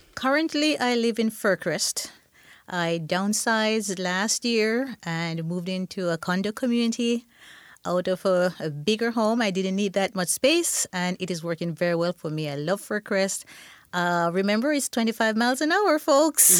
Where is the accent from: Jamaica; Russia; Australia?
Jamaica; also born or lived in Tuscaloosa, Alabama; now in Tacoma, United States; I am from Jamaica, the beautiful Caribbean island.